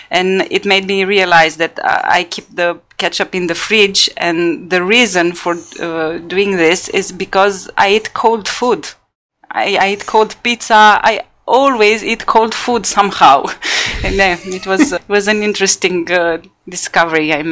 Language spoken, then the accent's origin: English; Bucharest, Romania; born there; I was born in Bucharest. Yeah.